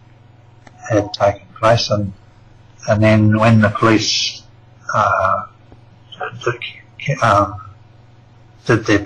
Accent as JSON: {"language": "English", "country": "New Zealand", "tie": "born or raised there", "moved": "as an adult", "lives_now": "Australia", "said": "I'm actually a New Zealander. I was born in New Zealand. I've been in Australia, though, for about something like 26 years"}